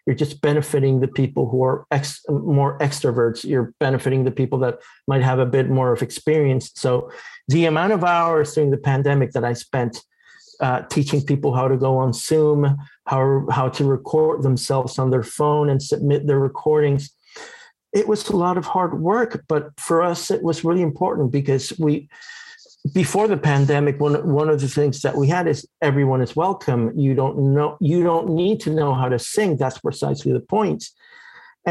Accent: Florida, United States; Growing up in Florida

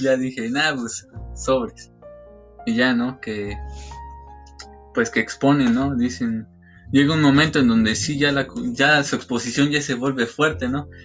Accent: Cadereyta, Querétaro, Mexico; also born or lived in Xilitla; yo, yo soy de aquí, de Cadereyta

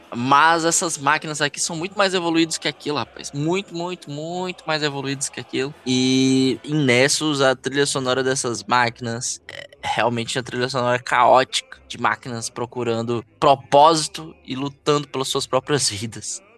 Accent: Ceará, Brazil; eu sou nascido e criado aqui no Ceará

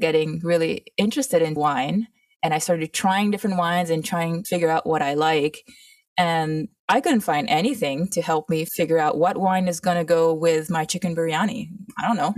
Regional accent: Mauritius; also born or lived in Toronto / California; now in United States; I grew up in Mauritius, which is a tiny tropical island

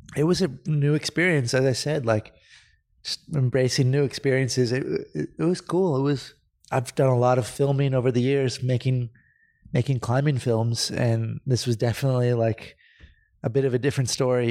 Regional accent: Santa Cruz, California, United States; moved away as an adult; now in Spain; I grew up in Santa Cruz, I grew up surfing with my dad

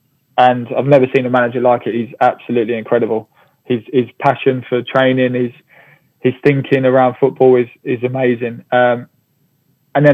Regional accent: Hemel Hempstead, East of England, United Kingdom; Hemel Hempstead, my hometown.

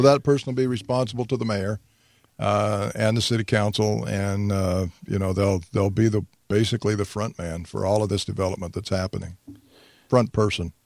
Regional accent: Hurricane, Utah, United States; now in Toquerville, United States; I grew up in Hurricane also, graduated from Hurricane High School a long, long time ago

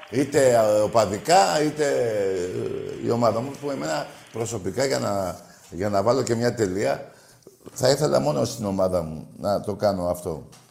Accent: Greece; Εγώ είμαι Έλληνας Ορθόδοξος Χριστιανός και Ολυμπιακός

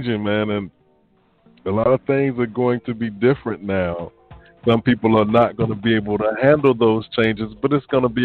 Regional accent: near Richmond, Virginia, United States; now in Camden, United States; in Richmond, Virginia, not too far from my hometown

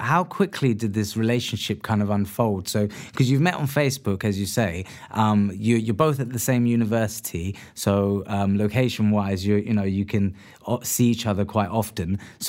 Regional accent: India; Because I'm Indian myself, so I'm an Indian Muslim. I'm an anomaly to you, then, or your family, right? Because, as I say, like, I'm not Pakistani, but I am Indian.

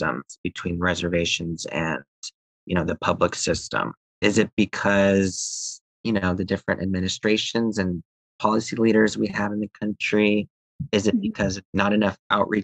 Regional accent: the South, United States; moved away; also born or lived in Los Angeles, California; I'm Asian American, being raised and growing up in the middle of the South.

